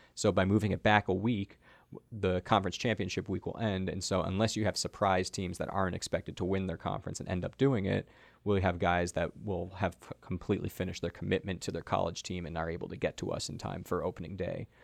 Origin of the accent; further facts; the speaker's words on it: South Florida, United States; now in Maryland, United States; I grew up in South Florida